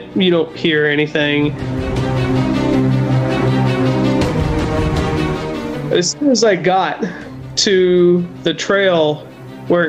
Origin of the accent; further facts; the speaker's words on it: Punta Gorda, Florida, United States; moved away as an adult; now in North Idaho, United States; born and raised in Florida. I'm from Punta Gorda.